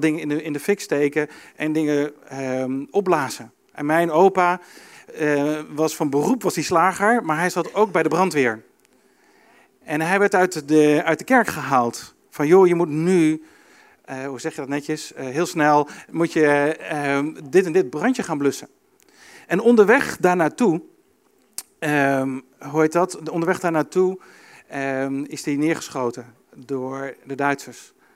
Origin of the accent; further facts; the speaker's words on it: Arnhem, Gelderland, Netherlands; Ik kom uit Arnhem, mijn opa komt uit Arnhem